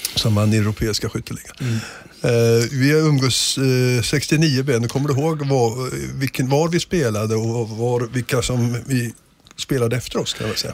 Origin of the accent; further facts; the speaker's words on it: Degerfors, Örebro County, Sweden; moved away; also born or lived in Gothenburg; Jag är själv, själv uppväxt i Degerfors